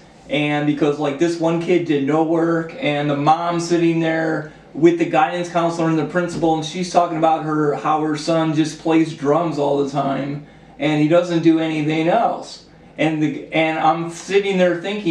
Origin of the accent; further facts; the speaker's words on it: Cleveland, Ohio, United States; I came from Cleveland Public Schools. I went to Collinwood High School.